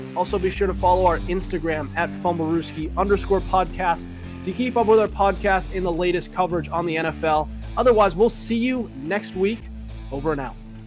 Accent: Sutton, Massachusetts, United States; Sutton's tough. when it comes to, uh, when it comes to soccer, my hometown

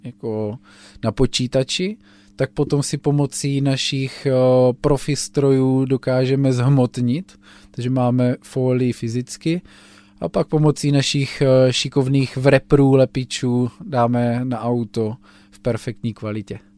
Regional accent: Blansko, South Moravian Region, Czechia; Já jsem z Blanska.

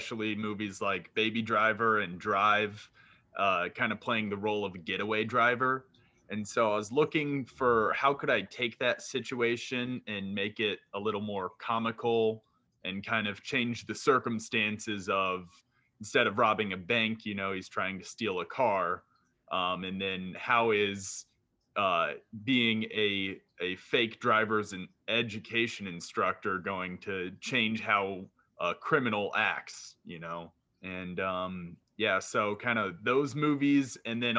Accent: Fishers, Indiana, United States; I'm from Fishers, Indiana

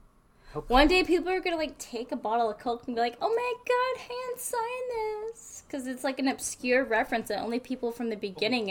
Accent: New England, United States; I'm from New England, okay?

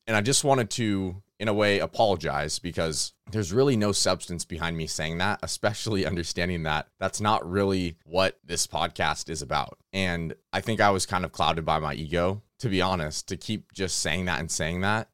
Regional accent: California, United States; I'm from California

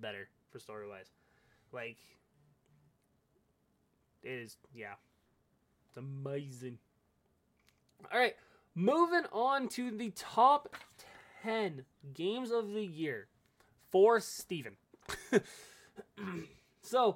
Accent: Canada; I'm Canadian

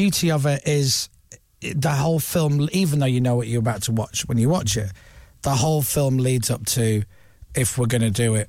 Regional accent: Leeds, Yorkshire and the Humber, United Kingdom; I am. I'm from Leeds, yeah.

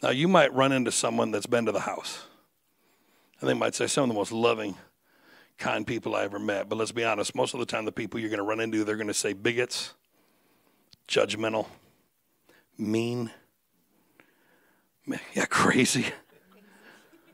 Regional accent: Michigan, United States; I was born and raised in Michigan

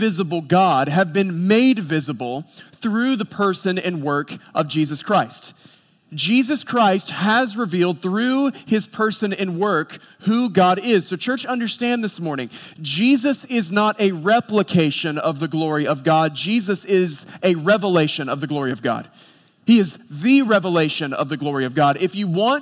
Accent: Boone, North Carolina, United States; I grew up in Boone, North Carolina

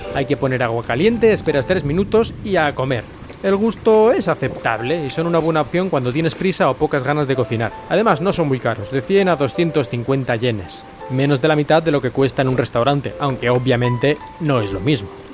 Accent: Spain; moved away as an adult; now in Japan; yo soy de España

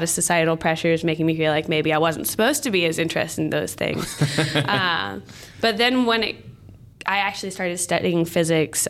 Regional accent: Lancaster, Pennsylvania, United States; moved away; So I'm from Lancaster, Pennsylvania. It's a pretty rural area, about an hour from Philadelphia. I grew up on a small farm

